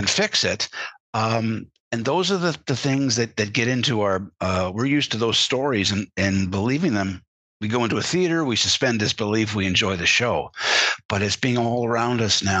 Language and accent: English; Canada; As a Canadian, growing up, and I was around American influences all my life. My father worked for an American corporation, you know, American news coming across from Buffalo all the time